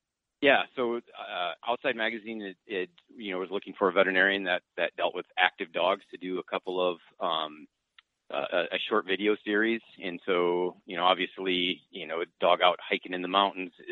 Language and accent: English; Northwest Iowa, United States; now in Sioux Falls, United States; I grew up in Northwest Iowa